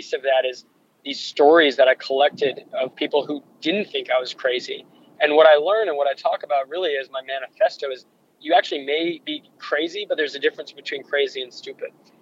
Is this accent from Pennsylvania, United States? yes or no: no; Santa Barbara, California, United States; I grew up in Santa Barbara, California